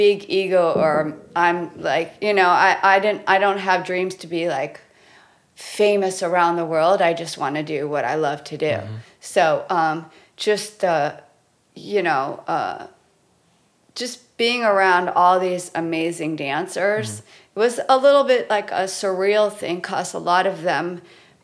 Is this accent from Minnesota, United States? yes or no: no; Los Angeles, California, United States; born and raised in Los Angeles my whole life.